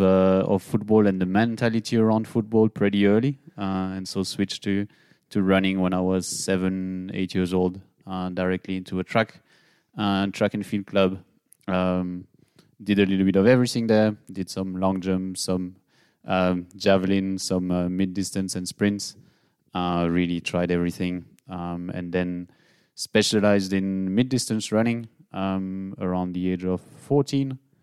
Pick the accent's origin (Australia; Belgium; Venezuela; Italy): Belgium; moved away as an adult; now in Nuremberg, Germany; from Belgium, but living in Nuremberg for the last seven years already